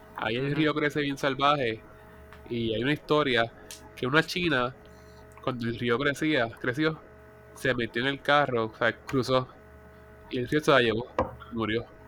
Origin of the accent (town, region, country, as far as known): Puerto Rico